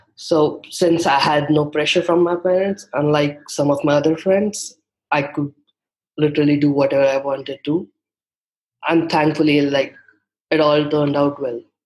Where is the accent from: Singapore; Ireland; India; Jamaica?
India; English is a second language; i come from a relatively smaller city in india